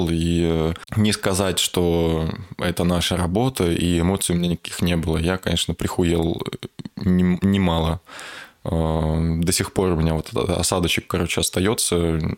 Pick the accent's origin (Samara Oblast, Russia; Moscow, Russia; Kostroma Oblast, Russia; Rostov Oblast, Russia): Kostroma Oblast, Russia; Kostroma; я понял, что вот такой ужас происходит ре- реально там, где ты рос сам.